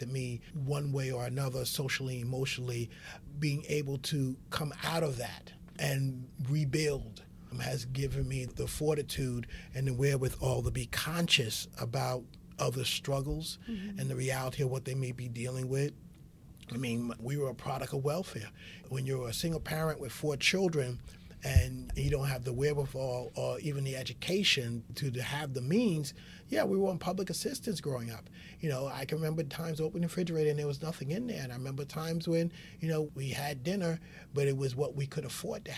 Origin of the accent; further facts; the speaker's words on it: New York City, New York, United States; being raised as an African-American male in the South Bronx